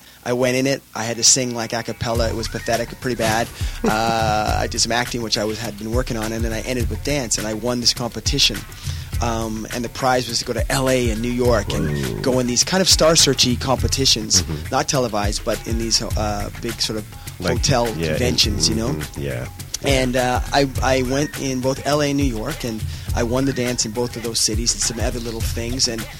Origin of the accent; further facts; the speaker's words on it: Calgary, Alberta, Canada; moved away as an adult; now in Los Angeles, United States; I'm originally from Canada. I'm a Canuck, but... LA is my home now. I've been here about 18 years.